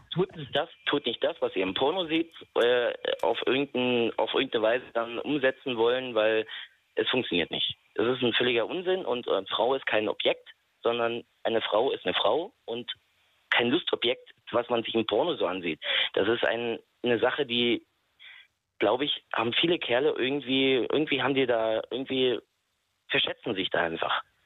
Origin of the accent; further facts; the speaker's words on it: Bautzen, Saxony, Germany; Ich komme aus Sachsen, äh, aus Bautzen